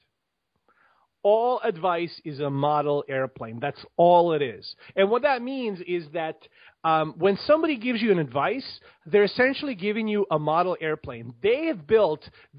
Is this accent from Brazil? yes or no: no; Bosnia & Herzegovina; now in United States; I grew up in Bosnia. I grew up during the war in the 90s. I left Bosnia in like mid-90s and came to the United States.